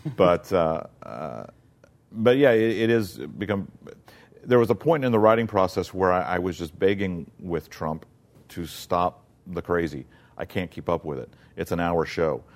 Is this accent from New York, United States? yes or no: no; South Mississippi, United States; moved away; also born or lived in Florida / Virginia; growing up in South Mississippi